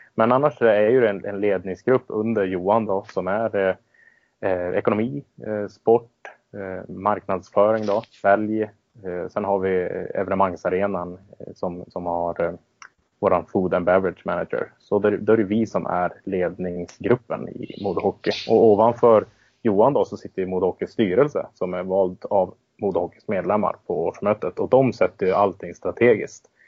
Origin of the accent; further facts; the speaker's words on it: Örnsköldsvik, Västernorrland County, Sweden; moved away as an adult; Min, bakgrund, jag flyttade ifrån Örnsköldsvik ganska exakt eh, när arenan byggdes